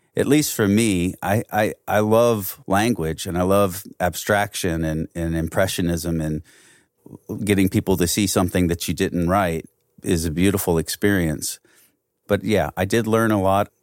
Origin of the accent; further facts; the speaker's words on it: Belleville, Illinois, United States; we came from the other side of the river, we came from Belleville.